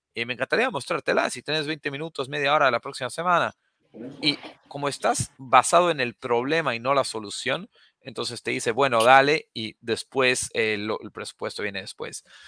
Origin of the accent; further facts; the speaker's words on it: La Paz, Bolivia; now in United States; Yo nací, crecí en La Paz, Bolivia